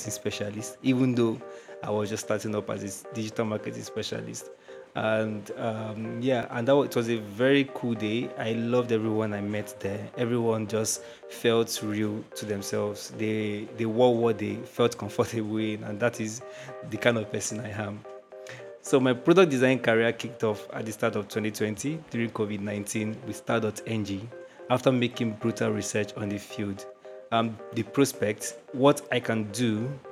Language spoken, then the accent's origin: English; Nigeria; I am a digital product designer from Nigeria.